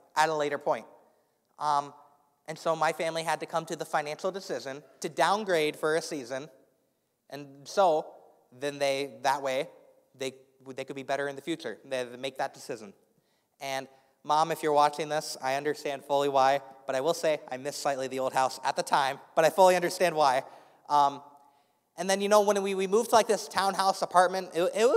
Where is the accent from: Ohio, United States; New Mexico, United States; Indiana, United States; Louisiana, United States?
Indiana, United States; Indianapolis; moved away; I grew up in Indianapolis, Indiana